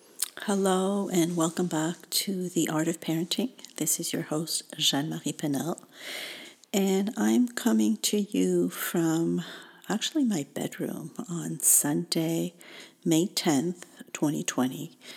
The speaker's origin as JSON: {"language": "English", "country": "Tunisia", "tie": "born there", "said": "I was born in Tunisia in North Africa, small country sandwiched between Algeria and Libya."}